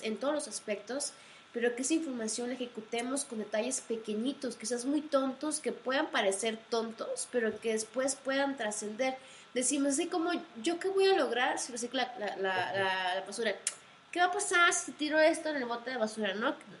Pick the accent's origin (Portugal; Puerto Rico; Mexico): Mexico; como mexicanos